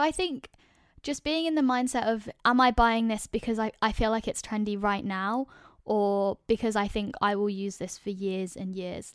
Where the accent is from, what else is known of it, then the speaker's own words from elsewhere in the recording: London, United Kingdom; moved away as an adult; now in Edinburgh, United Kingdom; I grew up in London